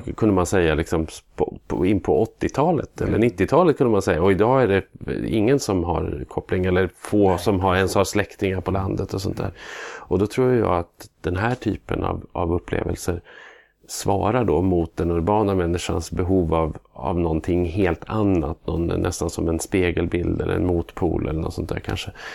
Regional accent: Norrland, Sweden; also born or lived in Luleå; min norrländska stolthet

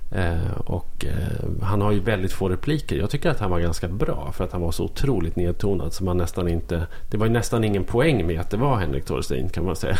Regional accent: Norrland, Sweden; som norrlänning.

